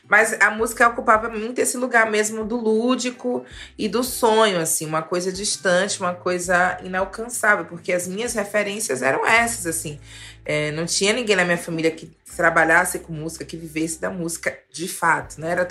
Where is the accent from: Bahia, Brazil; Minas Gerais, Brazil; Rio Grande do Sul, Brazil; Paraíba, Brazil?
Bahia, Brazil; Salvador; eu sou de Salvador, que é uma cidade extremamente musical.